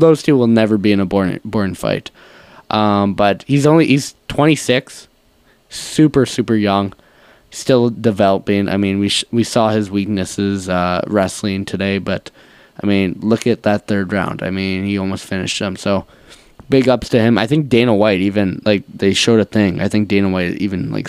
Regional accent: Canada; as a Canadian fan

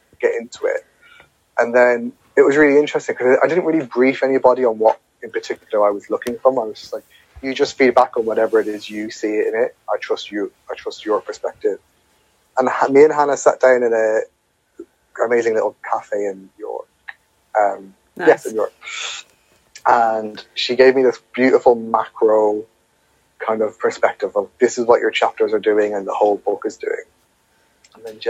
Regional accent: Ireland; moved away; here's my background of growing up in Ireland in a context

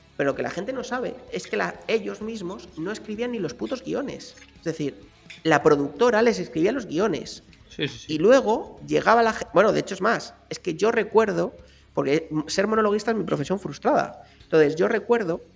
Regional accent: Spain

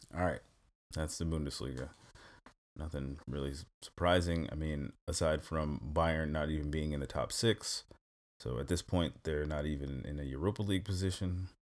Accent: New York, United States; now in Stuttgart, Germany; I'm originally from New York, so I, you know, grown up dealing with snow

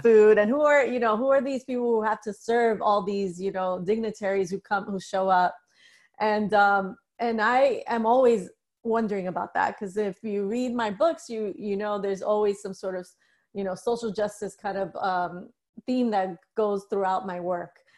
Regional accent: New York City, New York, United States; I grew up in the Bronx

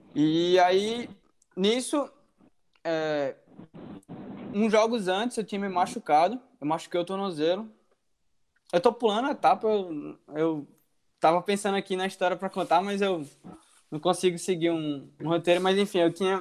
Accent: João Pessoa, Paraíba, Brazil; moved away as an adult; now in United States; Eu sou de João Pessoa, Paraíba, Nordeste

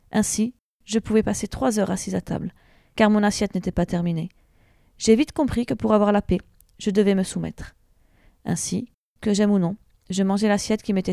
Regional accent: Tours, Centre-Val de Loire, France; born there; j'ai 32 ans et suis maman de trois enfants. Je suis née à Tours.

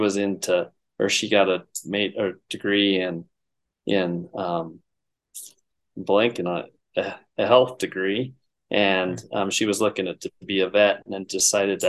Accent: the Bighorn Basin, North Central Wyoming, United States; moved away as an adult; now in Missoula, United States; I was born and raised in North Central Wyoming, the Bighorn Basin there, and I grew up working on ranches there

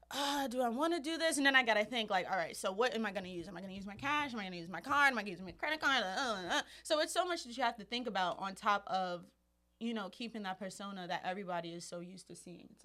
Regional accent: New York City, New York, United States; especially as just a New Yorker. You know, we live in such an expensive city

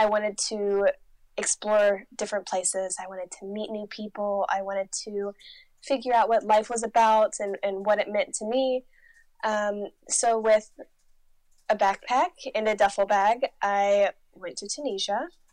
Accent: United States; moved away as an adult; also born or lived in Oklahoma / Missouri; I grew up in Oklahoma and Missouri in the United States

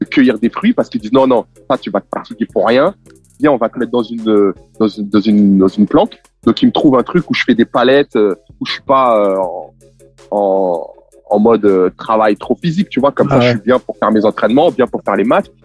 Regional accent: France; Et il s'avère que je suis français

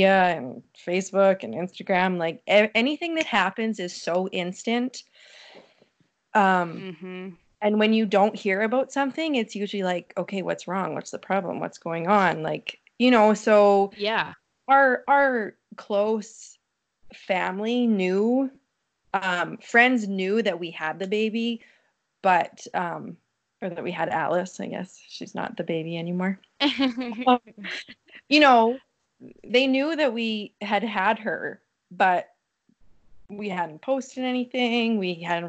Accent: Glentworth, Saskatchewan, Canada; now in Coronach, Canada; I grew up in Glentworth

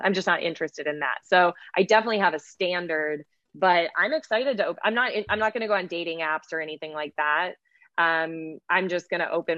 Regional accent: Midwest, United States; I was raised in the Midwest

